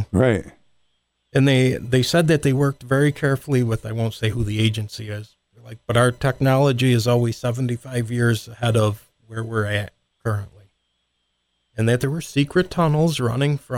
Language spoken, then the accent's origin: English; Rome, United States; I'm from Rome.